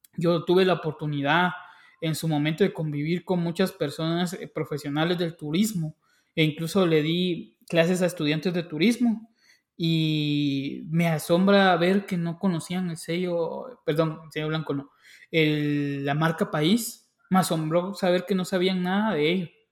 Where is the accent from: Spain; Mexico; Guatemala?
Guatemala; yo como guatemalteco